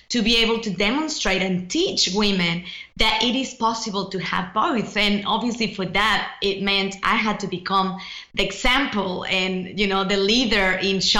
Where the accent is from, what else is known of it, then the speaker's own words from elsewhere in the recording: Mexico; accent: mixed; English is a second language; now in Australia; you know, I'm originally from Mexico